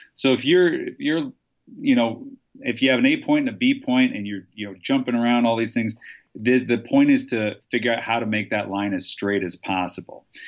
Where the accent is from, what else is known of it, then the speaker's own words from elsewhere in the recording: Nebraska, United States; I'm from Nebraska